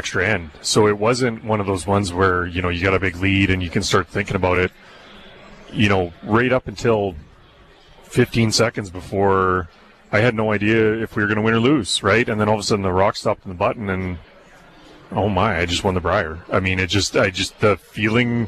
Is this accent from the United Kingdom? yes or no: no; Brandon, Manitoba, Canada; I grew up in Brandon